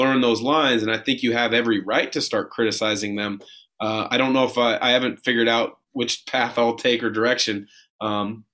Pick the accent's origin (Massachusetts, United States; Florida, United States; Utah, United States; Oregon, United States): Oregon, United States; Portland; my hometown Blazers